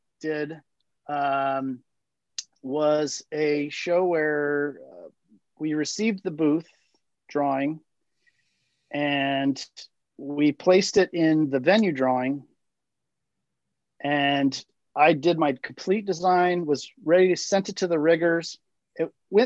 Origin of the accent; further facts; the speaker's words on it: Southern California, United States; Growing up in Southern California